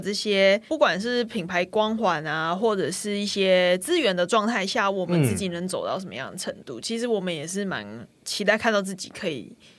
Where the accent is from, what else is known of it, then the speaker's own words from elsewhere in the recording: Taichung, Taiwan; 我是台中人，